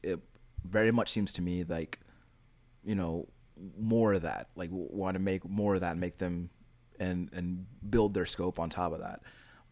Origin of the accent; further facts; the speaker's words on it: Texas, United States; So as a Texan, I've seen lots of horses.